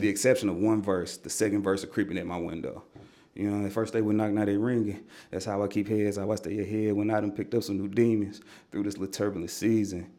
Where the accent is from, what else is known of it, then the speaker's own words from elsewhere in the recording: Nashville, Tennessee, United States; I grew up in Nashville hip-hop culture